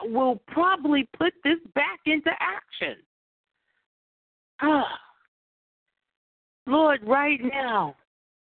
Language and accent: English; United States; being an American myself